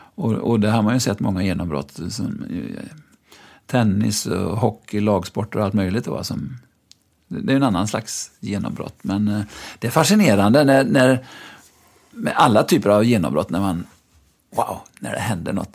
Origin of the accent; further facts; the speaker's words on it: Lyrestad, Västra Götaland, Sweden; moved away as an adult; also born or lived in Gothenburg; jag föddes ju i Lyrestad utanför Mariestad, där min pappa var rektor